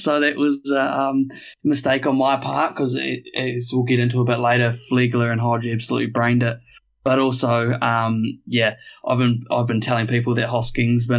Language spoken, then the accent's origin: English; Wellington, New Zealand; now in Sydney, Australia; I'm from Wellington, born and raised